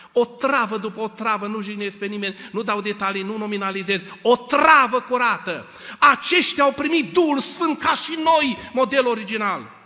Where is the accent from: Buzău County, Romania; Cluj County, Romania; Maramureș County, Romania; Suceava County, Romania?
Cluj County, Romania; Cluj-Napoca; Noi eram trei tineri de la Cluj